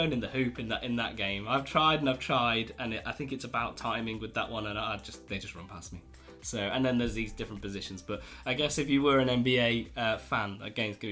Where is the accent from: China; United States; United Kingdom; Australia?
United Kingdom; we're very British